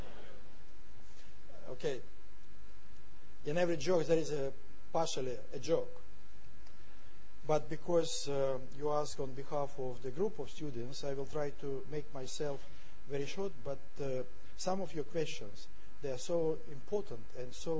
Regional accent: Saint Petersburg, Russia; I am from St. Petersburg

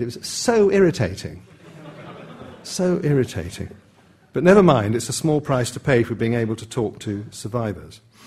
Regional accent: England, United Kingdom; an Englishman brought up in the 50s

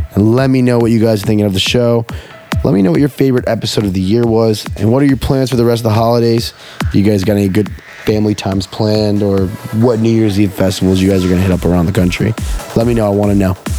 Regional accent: Houston, Texas, United States; Houston, Texas, my hometown, where I was born

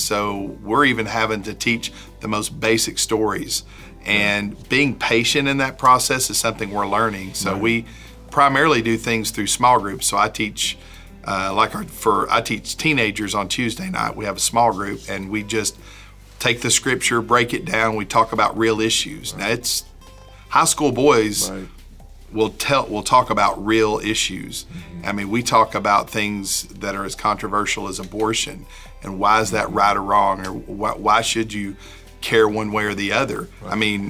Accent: the South, United States; we assume they know stories of the Bible because we grew up in the South.

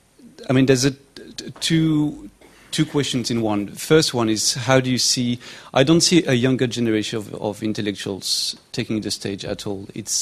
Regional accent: France; moved away as an adult; now in United Kingdom; so I'm from France, but I've been here for a few years now already.

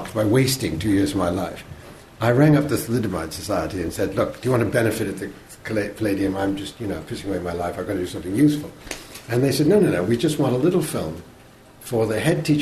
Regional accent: New England, United States; moved away as an adult; also born or lived in New York; now in England; I grew up in New England

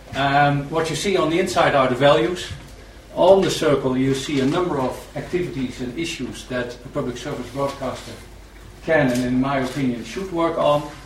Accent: Netherlands; a guy talking about trust coming from Holland

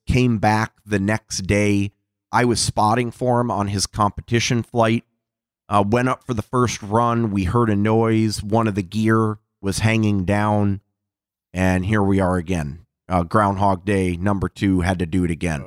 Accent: Seattle, Washington, United States; I'm from Seattle

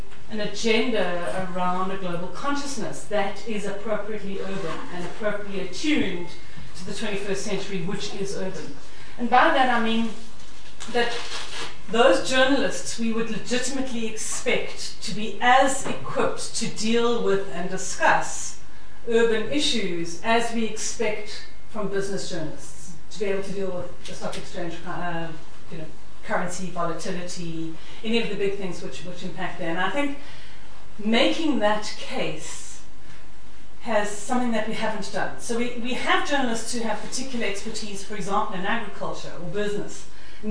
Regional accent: South Africa; accent: South African; You can hear I'm a South African

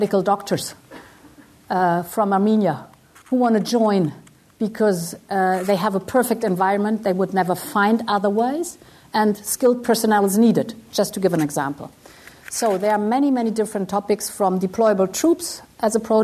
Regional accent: Brussels, Brussels-Capital Region, Belgium; I was born in Brussels. My father was German

